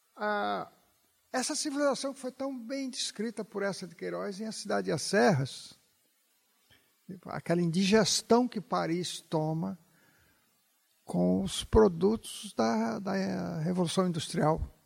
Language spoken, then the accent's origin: Portuguese; Bahia, Brazil; moved away as an adult; Quando eu mudei da Bahia para São Paulo, eu já era jornalista.